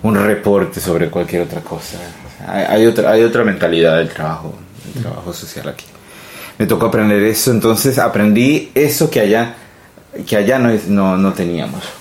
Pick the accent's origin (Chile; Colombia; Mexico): Colombia; moved away as an adult; now in Sweden; nací en Colombia eh, de, madre colombiana, padre italiano